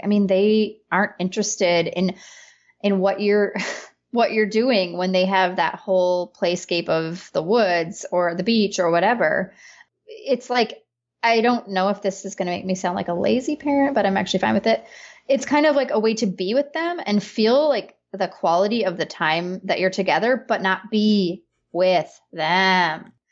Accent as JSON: {"language": "English", "region": "northern peninsula of Michigan", "country": "United States", "tie": "born or raised there", "moved": "as an adult", "said": "where I live and where I'm from, I've moved back to my hometown a couple years ago, is in the northern peninsula of Michigan."}